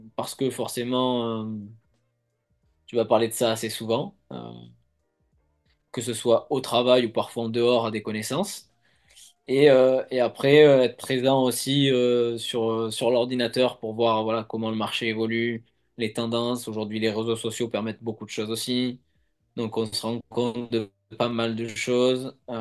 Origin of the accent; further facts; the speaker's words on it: Provence-Alpes-Côte d'Azur, France; now in Nice, France; là où j'ai grandi